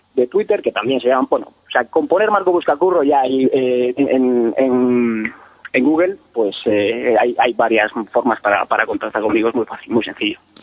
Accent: Peñafiel, Castile and León, Spain; yo soy de Peñafiel, como os he dicho, que es una es eh, la cuna de la Ribera del Duero

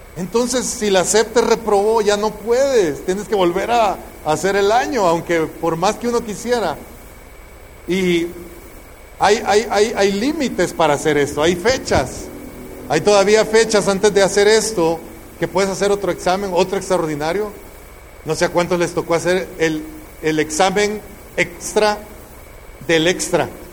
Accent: El Salvador; moved away; En el tiempo que estaba la guerra e-, en mi tierra, en El Salvador, una bala perdida pasó al lado de mi cabeza

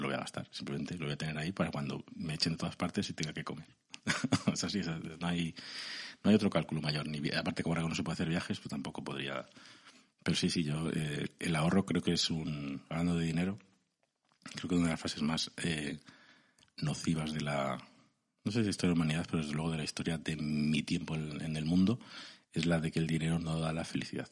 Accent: Segovia, Castile and León, Spain; soy de Segovia castellano

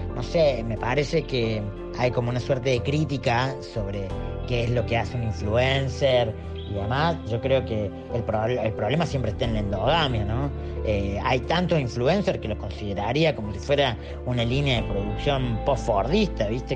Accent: Córdoba, Argentina; soy artista y de Córdoba

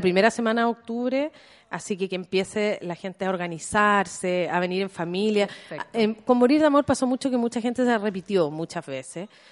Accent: Chile

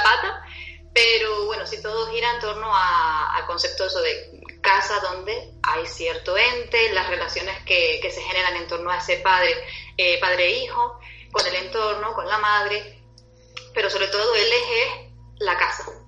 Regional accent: Canary Islands, Spain; accent: Canarian; mi acento canario

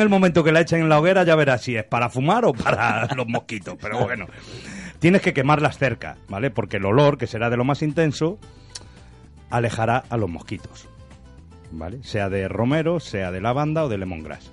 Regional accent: A Coruña, Galicia, Spain; now in Rubí, Spain; Necesito oler mi tierra y oler mi Coruña.

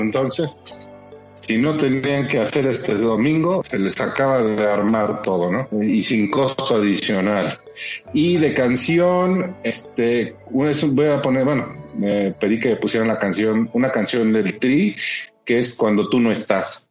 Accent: Puebla, Mexico; como poblano

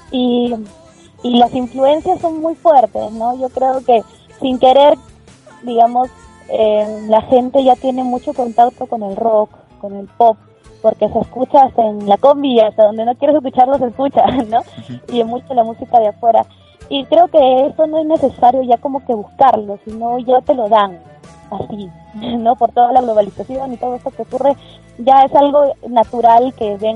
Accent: Majes, Arequipa, Peru; now in Lima, Peru; yo soy una cantante que nací en Arequipa, eh, me crié, digamos, en un pueblo que se llama Majes, que está como que a tres horas de Arequipa

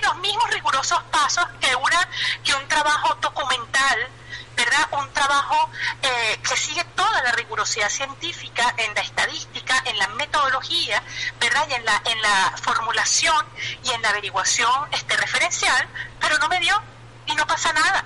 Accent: Venezuela; moved away as an adult; como buena madre ciudadana venezolana

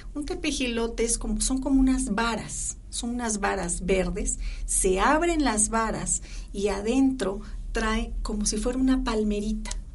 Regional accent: Cosolapa, Oaxaca, Mexico; mi pueblo, Yo soy de Cozolapa, Oaxaca

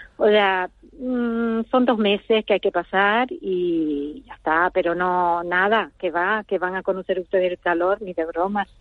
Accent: Las Palmas de Gran Canaria, Canary Islands, Spain; moved away as an adult; also born or lived in Zurich / Berlin; now in Vienna, Austria; nací Sí, bueno, eh, en Las Palmas, en la ciudad, crecí entre la ciudad y el monte, el monte Letiscal

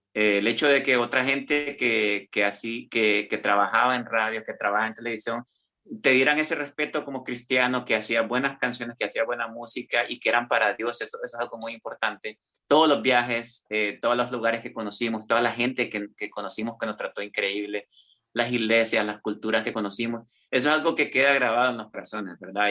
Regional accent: San Pedro Sula, Cortés, Honduras; now in Milan, Italy; mi niñez fue una niñez en San Pedro Sula, ¿verdad? En Honduras, de donde yo soy.

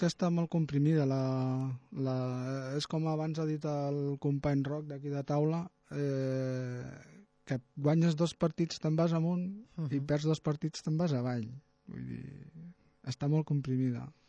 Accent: Tarragona, Catalonia, Spain; Jo sóc de Tarragona

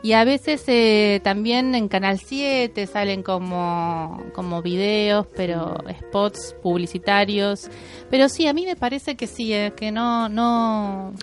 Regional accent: Bahía Blanca, Buenos Aires Province, Argentina; yo soy de Bahía Blanca

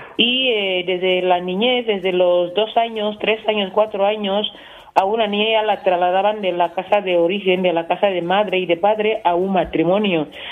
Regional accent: Equatorial Guinea

